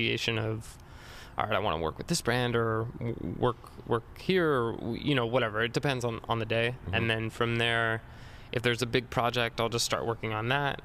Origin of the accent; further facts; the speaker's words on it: Riverside, California, United States; I'm from Riverside